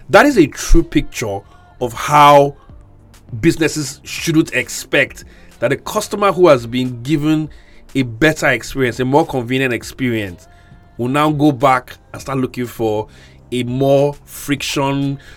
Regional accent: Ikot Abasi, Akwa Ibom, Nigeria; Okay, first, first disclaimer: I'm from Ikot Abasi so let it not be like I'm, you know, doing something under the woods

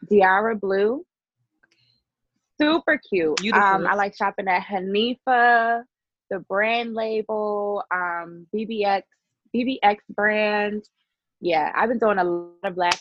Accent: Baltimore, Maryland, United States; I'm from Baltimore. A lot of people don't know that. They think I'm like from New York or no, I work a lot in New York, but I'm actually from Baltimore.

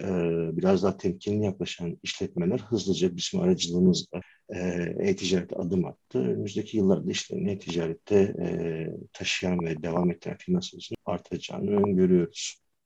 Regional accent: Afyonkarahisar, Turkey; bin dokuz yüz seksen dört yılında Afyon'da doğdum

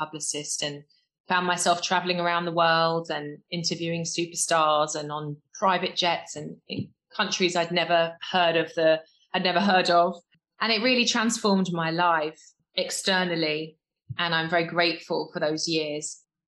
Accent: London, United Kingdom; I grew up in West London in a council estate with my mum and dad and my two brothers. Dad, Jamaican, came over in the Windrush years. Mum, English.

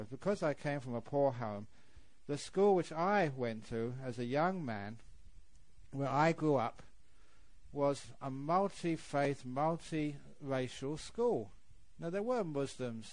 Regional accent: England, United Kingdom; moved away; I was born in England

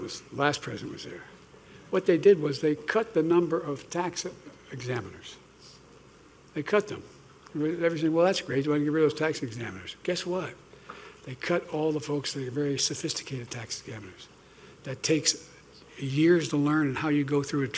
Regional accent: Delaware, United States; I'm from Delaware

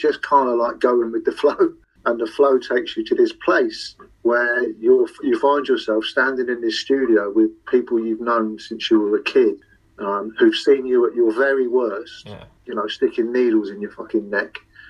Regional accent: Liverpool, North West England, United Kingdom; accent: Liverpool; so, obviously you can tell by my accent, I'm a Liverpool fan.

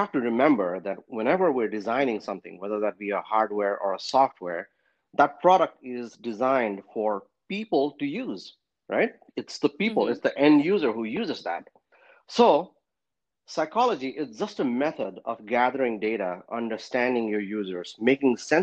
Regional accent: Kathmandu, Bagmati, Nepal; moved away as an adult; also born or lived in Pennsylvania; now in United States; I was born and raised in Kathmandu, Nepal

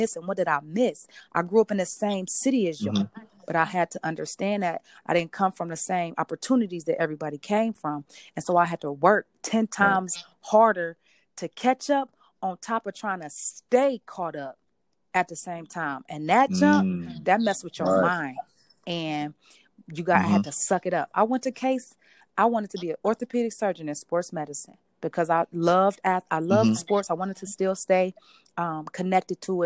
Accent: Cleveland, Ohio, United States; I grew up in Cleveland

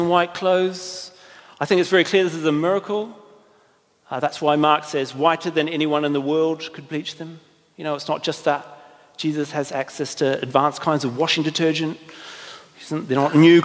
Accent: New Zealand; I'm from New Zealand

